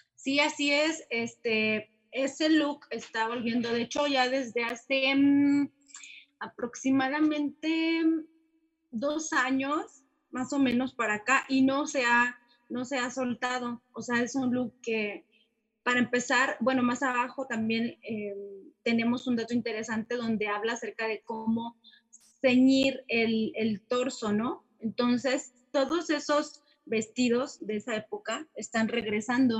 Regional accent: Mexico; como mexicanos

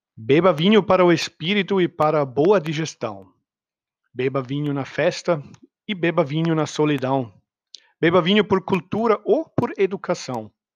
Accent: Austria; Portuguese is a second language; moved away; eu não sou nativo brasileiro nem português, ah, sou austríaco, nasci no meio dos vinícolas

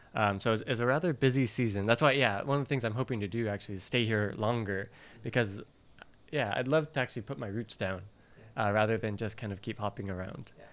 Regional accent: Valley Center, California, United States; moved away as an adult; now in Japan; I'm originally from uh, Southern California, near San Diego, a very small town that people have never heard

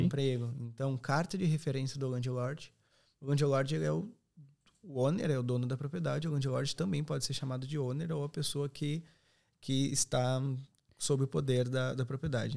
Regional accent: Serra Gaúcha, Rio Grande do Sul, Brazil; moved away as an adult; now in Ireland; sou da Serra Gaúcha

